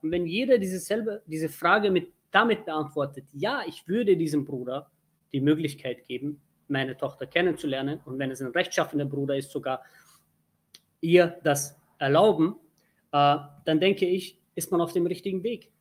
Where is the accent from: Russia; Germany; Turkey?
Turkey; Ich bin Türke